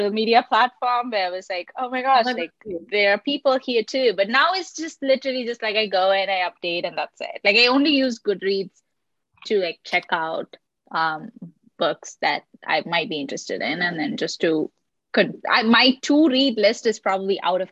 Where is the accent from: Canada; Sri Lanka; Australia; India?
Sri Lanka; Colombo, Western Province; growing up in Colombo, like, you don't get all the new books